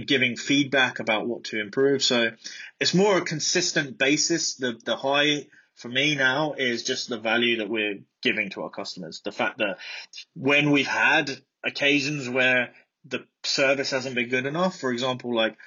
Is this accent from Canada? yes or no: no; Brighton, South East England, United Kingdom; also born or lived in Midlands; I was born in Brighton. I grew up in Brighton.